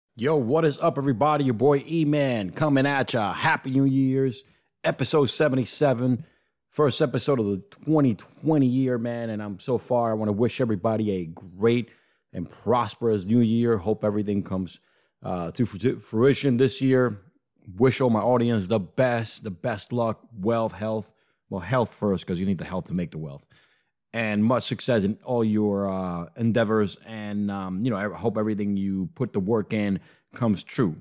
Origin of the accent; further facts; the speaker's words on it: New York, United States; growing up in the East Coast, growing up in New York